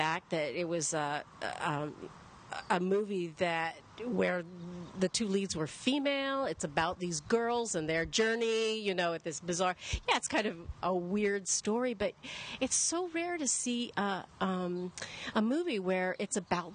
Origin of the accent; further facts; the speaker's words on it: Edmonton, Alberta, Canada; moved away as an adult; also born or lived in London; I grew up in Edmonton. I left when I was 18